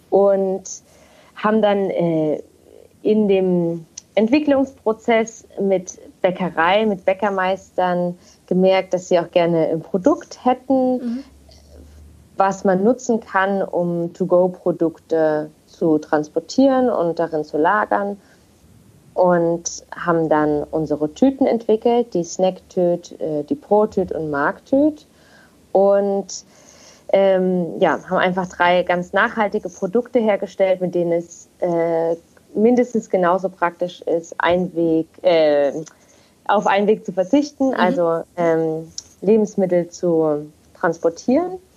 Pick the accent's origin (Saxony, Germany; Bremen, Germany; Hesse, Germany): Saxony, Germany; Leipzig; moved away as an adult; now in Kiel, Germany; und ich wohne zurzeit in Kiel. Ich bin gebürtige Leipzigerin und bin fürs Studium damals vor vier Jahren hierher gezogen